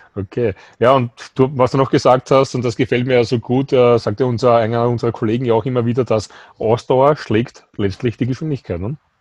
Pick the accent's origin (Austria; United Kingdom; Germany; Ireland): Austria; bei uns in Österreich